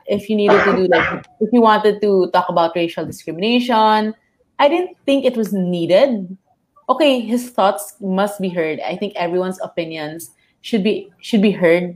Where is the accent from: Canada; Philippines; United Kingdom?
Philippines; Cebu City, Central Visayas; now in Manila, Philippines; I'm actually from Cebu, but I'm I study in Manila.